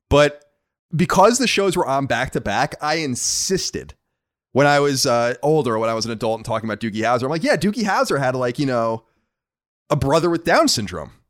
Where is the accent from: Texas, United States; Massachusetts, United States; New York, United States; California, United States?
New York, United States; Long Island; uh, I am from Long Island.